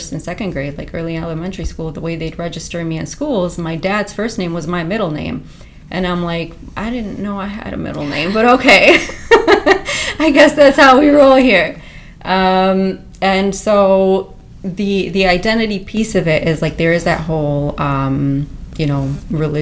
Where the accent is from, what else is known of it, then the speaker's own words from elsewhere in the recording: Monroe, Wisconsin, United States; also born or lived in North Macedonia; trying to be in school in Monroe, Wisconsin